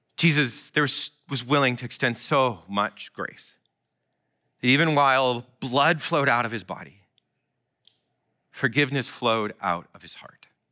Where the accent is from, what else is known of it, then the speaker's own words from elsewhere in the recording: Iowa, United States; my life growing up in Iowa